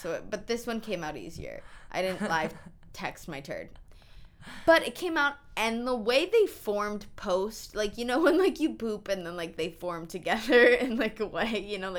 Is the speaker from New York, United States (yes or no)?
yes; New York, United States; I'm from New York.